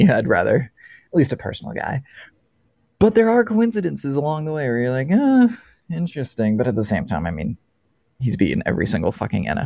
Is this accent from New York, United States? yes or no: no; Boston, Massachusetts, United States; as a Raiders fan growing up in Boston